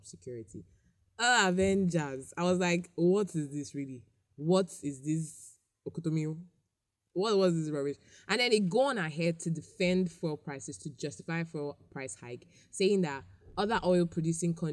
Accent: Nigeria; I absolutely love being Nigerian

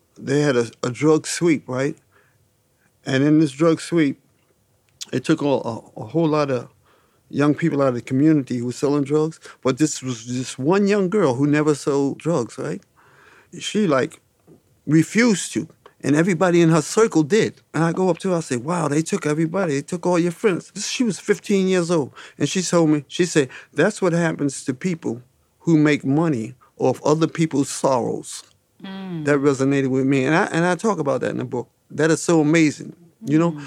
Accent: New York City, New York, United States; I grew up in the Harlem that was a village

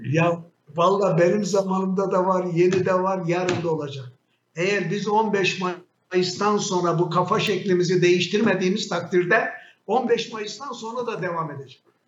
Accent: Şanlıurfa, Turkey; Ben bir Urfalı olarak

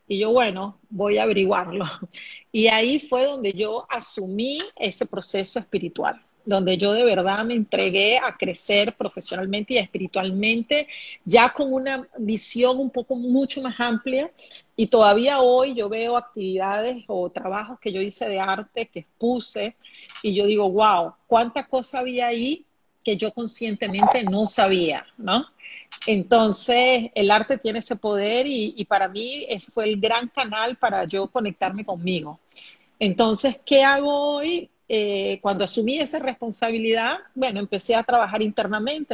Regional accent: Venezuela; also born or lived in Brazil / Singapore; now in Panama; Aquí en Panamá actualmente soy venezolana, pero actualmente vivo aquí en Panamá. He vivido en Brasil, Singapur

